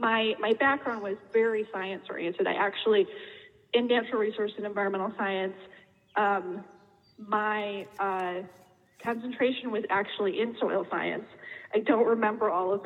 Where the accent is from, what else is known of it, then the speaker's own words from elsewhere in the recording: Darien, Illinois, United States; I grew up in Darien